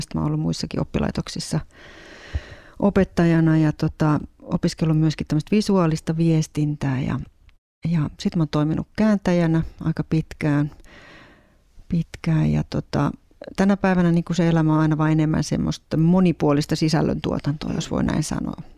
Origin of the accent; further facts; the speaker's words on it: Ostrobothnia, Finland; now in Helsinki metropolitan area, Finland; jotka molemmat ollaan tuolta Pohjanmaalta kotoisin